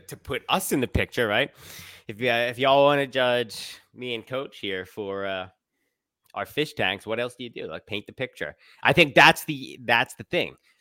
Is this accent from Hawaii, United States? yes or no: no; Philadelphia, Pennsylvania, United States; philly we're from there